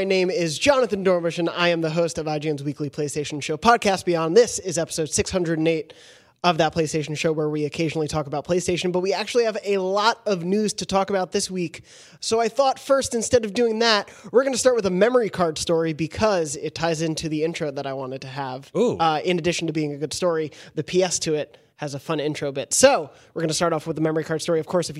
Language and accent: English; South Africa; I'm from South Africa, so our academic year starts in January.